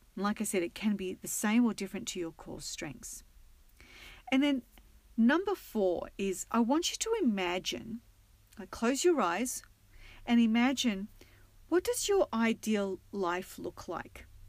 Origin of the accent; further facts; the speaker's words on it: Australia; now in United States; being an Aussie